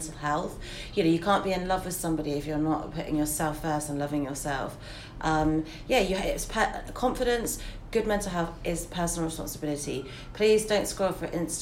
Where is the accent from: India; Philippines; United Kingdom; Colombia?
United Kingdom; England; as English people